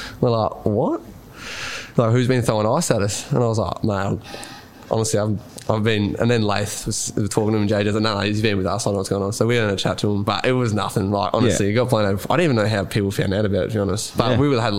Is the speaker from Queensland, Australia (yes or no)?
no; Rupanyup, Victoria, Australia; We're all from Roopner